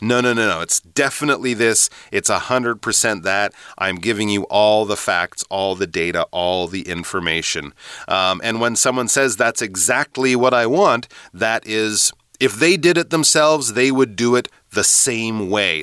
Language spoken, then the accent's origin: English; Canada; moved away; also born or lived in England; growing up in Canada, and actually when I lived in England too